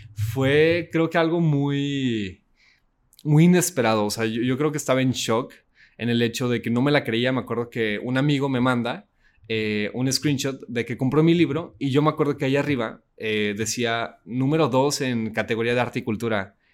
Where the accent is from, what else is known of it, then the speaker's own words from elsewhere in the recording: Saltillo, Coahuila, Mexico; yo soy de Saltillo, Coahuila